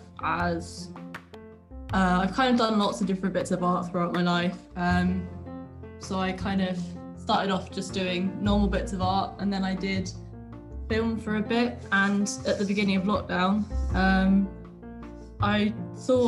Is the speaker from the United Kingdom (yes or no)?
yes; Brighton, South East England, United Kingdom; I live in Brighton, and I've always lived in Brighton